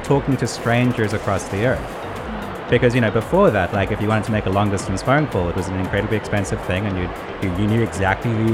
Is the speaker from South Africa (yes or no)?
yes; South Africa; growing up in South Africa